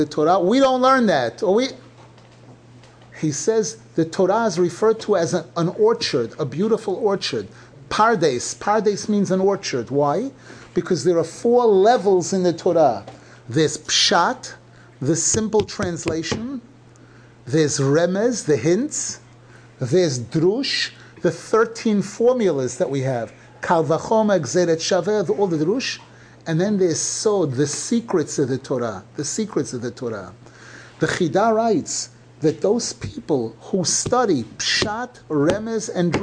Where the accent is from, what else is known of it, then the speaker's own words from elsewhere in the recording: New York City, New York, United States; growing up in Brooklyn